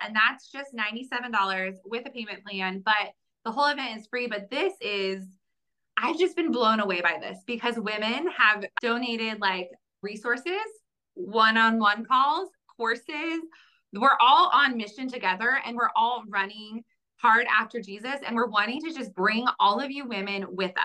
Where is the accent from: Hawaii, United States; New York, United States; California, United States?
California, United States; Bay Area; I am also from the Bay Area